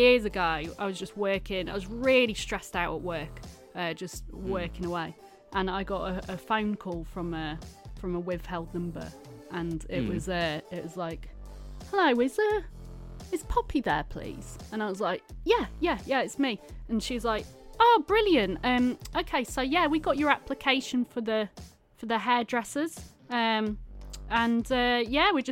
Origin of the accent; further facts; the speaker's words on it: Cleethorpes, Yorkshire and the Humber, United Kingdom; I'm from Cleethorpes, like from near there.